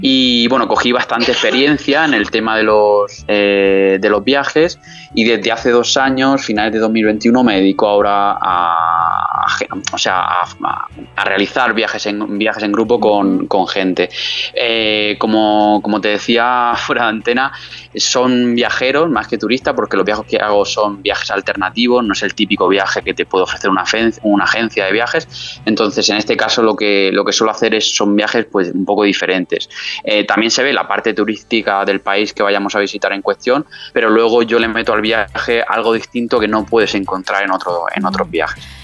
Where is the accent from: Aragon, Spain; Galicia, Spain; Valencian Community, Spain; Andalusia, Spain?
Valencian Community, Spain; San Miguel de Salinas; moved away as an adult; also born or lived in Murcia / England; now in Madrid, Spain; hasta el año pasado yo estaba viviendo en, mi pueblo, San Miguel de Salinas